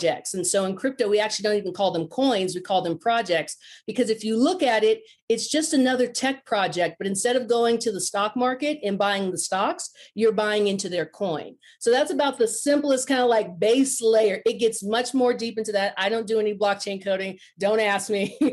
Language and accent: English; Silicon Valley, California, United States; moved away; I'm originally from Silicon Valley